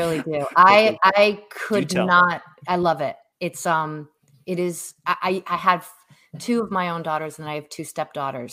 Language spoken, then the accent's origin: English; New England, United States; moved away as an adult; now in Seattle, United States; born and raised in New England. Moved out to Seattle in 2017